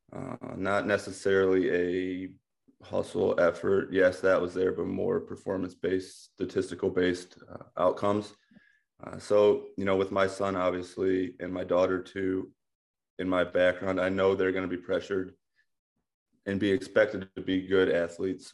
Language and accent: English; Amherst, Ohio, United States; I grew up in Amherst, Ohio.